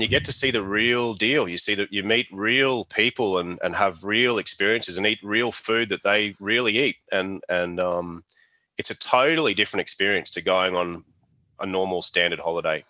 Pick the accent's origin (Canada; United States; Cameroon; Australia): Australia; state that I grew up in and where I still live now is kind of like, um, yeah, I guess it's a little bit like the Australian Texas kind of thing